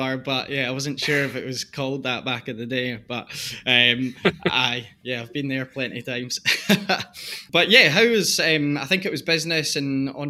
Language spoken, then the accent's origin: English; Dunblane, Scotland, United Kingdom; I grew up in Dunblane, so I know the Bridge of Allen in Stirling area quite well.